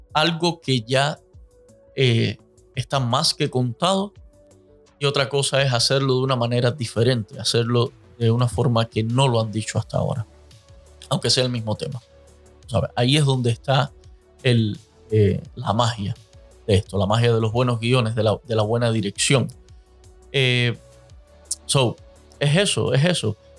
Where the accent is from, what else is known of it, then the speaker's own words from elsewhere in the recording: Cuba; moved away; los cubanos, como buenos cubanos